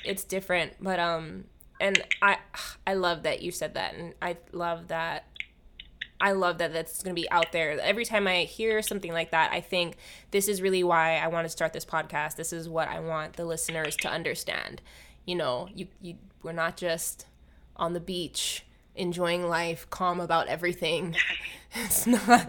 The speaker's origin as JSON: {"language": "English", "region": "Hawaii", "country": "United States", "tie": "born or raised there", "moved": "yes", "lives_now": "Los Angeles, United States"}